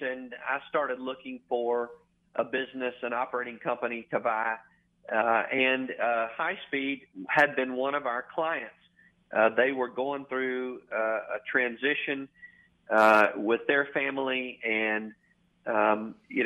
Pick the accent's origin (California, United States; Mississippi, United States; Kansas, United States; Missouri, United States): Mississippi, United States; Bay Springs; moved away as an adult; now in Memphis, United States; I grew up the son of a Goodyear tire dealer, Wayne's Tire Center, Bay Springs, Mississippi.